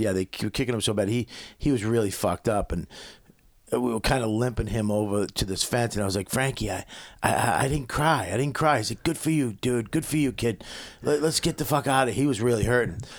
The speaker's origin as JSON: {"language": "English", "town": "Medford", "region": "Massachusetts", "country": "United States", "tie": "born or raised there", "also_born_or_lived": "Westchester", "moved": "yes", "said": "I'm from Medford"}